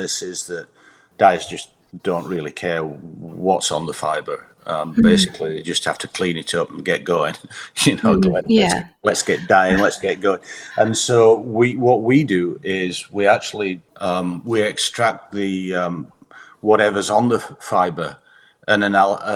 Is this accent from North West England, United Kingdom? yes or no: no; Huddersfield, Yorkshire and the Humber, United Kingdom; moved away as an adult; also born or lived in Bradford; now in United States; I grew up in Huddersfield